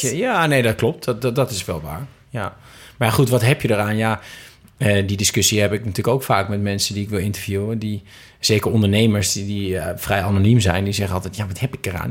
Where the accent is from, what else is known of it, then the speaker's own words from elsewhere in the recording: Twente, Overijssel, Netherlands; now in Amsterdam, Netherlands; in Twente, waar ik vandaan kom, ja, het leven is niet zo duur